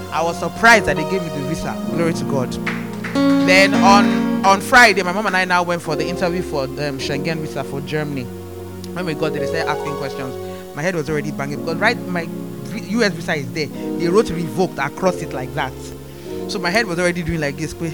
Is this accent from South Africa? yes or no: no; Nigeria; anytime you enter an embassy and you are able to get a visa as a Nigerian, it's a testimony.